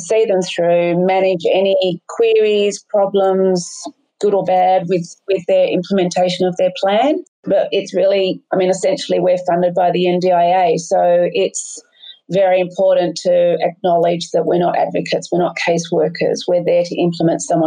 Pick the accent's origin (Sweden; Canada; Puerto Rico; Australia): Australia; Sydney, New South Wales; moved away as an adult; also born or lived in Vincentia; now in Bomaderry, Australia; I grew up in Sydney's Northern Beaches